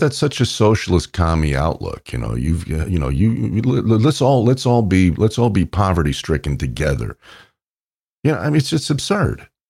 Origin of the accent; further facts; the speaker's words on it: New York, United States; I grew up in New York